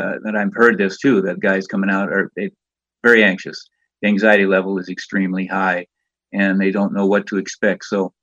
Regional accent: Southern California, United States; now in Idaho, United States; I'm from Southern California, moved to Idaho in 1993

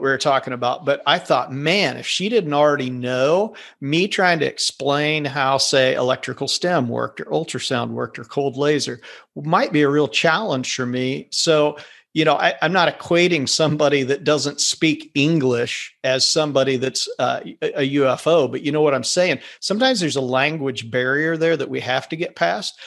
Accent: Kansas, United States; I'm from Kansas.

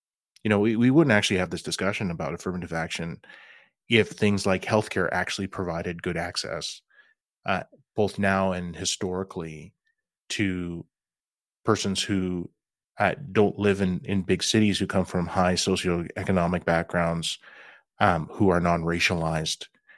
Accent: Regina, Saskatchewan, Canada; I grew up in Regina, Saskatchewan, you know, homeland of the Métis. I can trace my ancestry back to Red River.

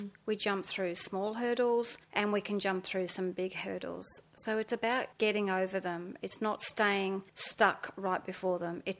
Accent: Australia; also born or lived in England; I was born in England in a small seaside town. And when I was 7 years old, we immigrated to Australia by ship. It took us 5 weeks. When we came to Sydney, we landed in Sydney.

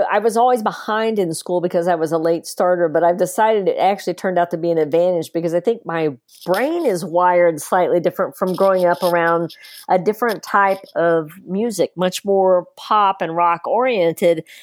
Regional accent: East Tennessee, United States; Actually, I'm from East Tennessee. East Tennessee. Very close to the border though.

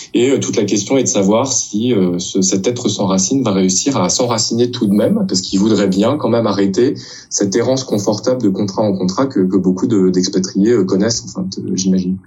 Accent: Crépy-en-Valois, Hauts-de-France, France; moved away as an adult; now in Montreal, Canada; je suis français en, effet d'origine coréenne, né en France

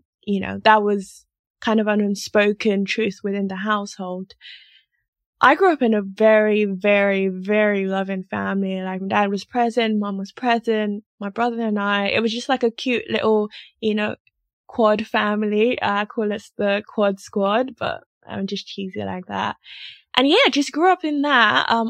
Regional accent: Lagos, Nigeria; my parents are Nigerian, I'm Nigerian, but they moved to Nigeria as missionaries. So missionaries technically, but they were in their home country. So I grew up in Lagos, Nigeria

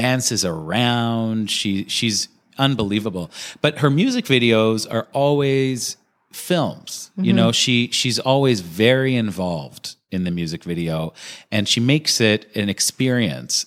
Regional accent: Toronto, Ontario, Canada; here in Toronto, I love what I do, but it is my local. It's my hometown

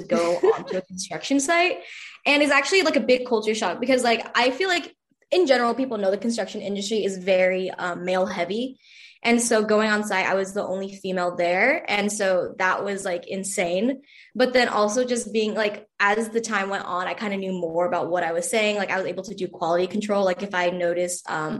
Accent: San Diego, California, United States; I am from San Diego, California.

